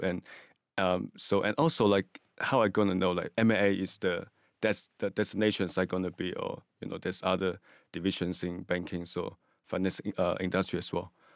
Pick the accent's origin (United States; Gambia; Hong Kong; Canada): Hong Kong; also born or lived in Singapore; now in London, United Kingdom; I was from Hong Kong, China, and I was living in Singapore for five years.